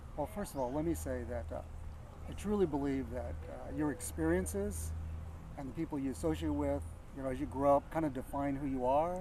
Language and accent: English; Yuba City, California, United States; moved away; also born or lived in San Jose / Bay Area; I was born in San Jose but I lived most of my life up in Northern California in a place called Yuba City